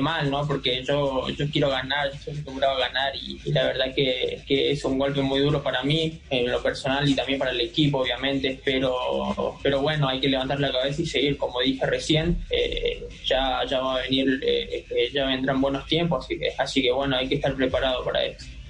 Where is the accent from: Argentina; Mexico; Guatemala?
Argentina; now in Medellín, Colombia; yo como, argentino